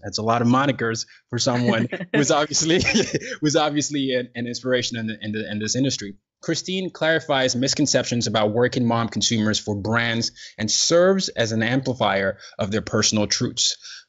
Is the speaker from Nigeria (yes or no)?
yes; Nigeria; And I'm from Nigeria and the culture is a little different.